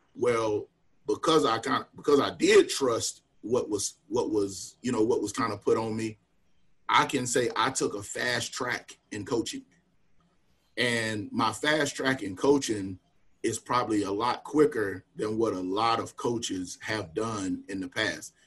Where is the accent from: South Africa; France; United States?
United States; Wingate, North Carolina; also born or lived in Charlotte, North Carolina; I grew up right out right outside of Charlotte. Actually, born in Charlotte and moved to um, you know moved to Union County uh, early early elementary school